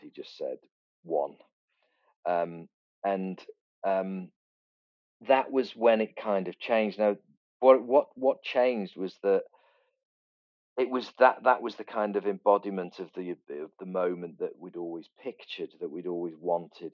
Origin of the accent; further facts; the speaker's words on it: near Liverpool, North West England, United Kingdom; we grew up near Liverpool